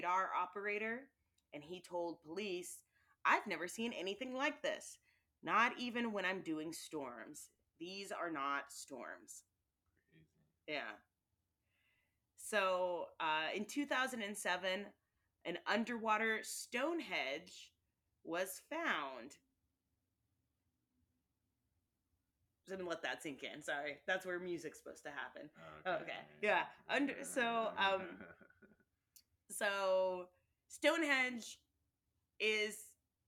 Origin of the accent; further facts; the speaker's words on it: Monterey, California, United States; my hometown area, which is Monterey, California